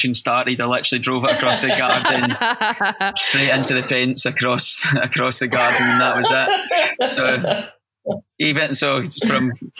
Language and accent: English; Glasgow, Scotland, United Kingdom; accent: Scottish; now in Portsmouth, United Kingdom; I'm from Glasgow, but I live in Portsmouth now, so maybe I've learned to pronounce my words a bit better